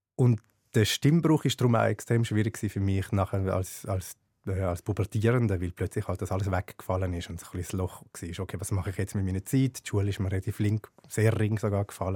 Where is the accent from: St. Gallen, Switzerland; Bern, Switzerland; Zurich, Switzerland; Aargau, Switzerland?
Zurich, Switzerland; als Bub in Schwammendingen